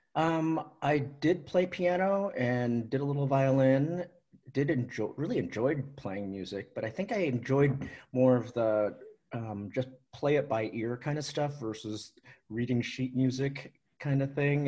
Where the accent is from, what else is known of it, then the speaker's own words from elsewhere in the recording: Seattle, Washington, United States; I grew up in Seattle, born in Seattle, lived in Seattle almost my whole life